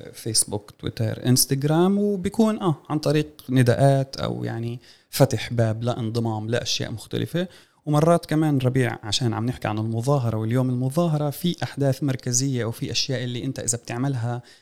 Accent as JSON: {"language": "Arabic", "country": "Palestine", "said": "فبالحالة الاستعمار آه، عندنا في فلسطين هون قضايا سياسات الغسيل الوردي"}